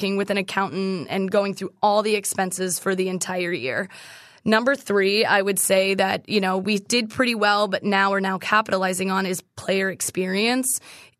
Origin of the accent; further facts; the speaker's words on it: Massachusetts, United States; So we didn't play dodgeball in school. I'm from Massachusetts.